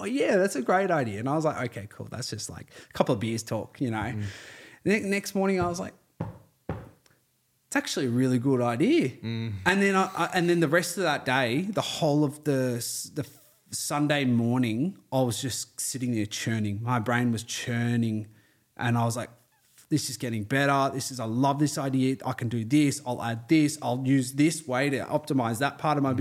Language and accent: English; Terrey Hills, New South Wales, Australia; I used to live in Terry Hills. I grew up there